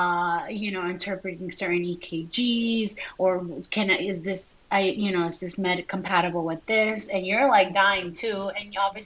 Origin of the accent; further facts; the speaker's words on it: Florida, United States; moved away as an adult; also born or lived in Colombia; now in French Camp, United States; I'm from Florida